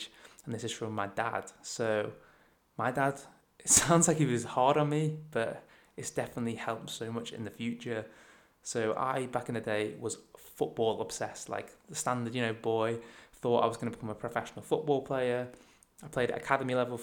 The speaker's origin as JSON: {"language": "English", "town": "Chester", "region": "North West England", "country": "United Kingdom", "said": "I'm from Chester, which is a very small city, probably about 80,000 people, and everyone knows everyone"}